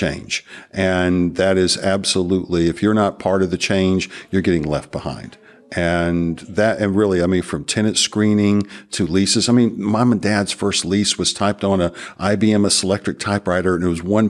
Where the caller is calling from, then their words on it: Marietta, Georgia, United States; I'm coming from Marietta, Georgia, which is 20 miles northwest of Atlanta.